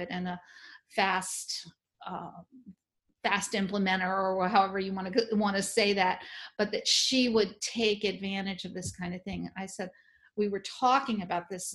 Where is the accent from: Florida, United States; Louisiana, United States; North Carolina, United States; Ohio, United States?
Louisiana, United States; New Orleans; I'm from New Orleans